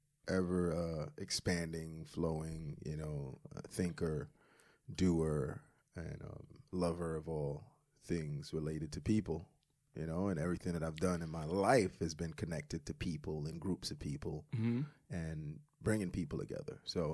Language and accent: English; Brooklyn, New York, United States; also born or lived in Queens; You had to have come across, especially the neighborhoods we grew up, you know, we grew up in, you know, Crown Heights.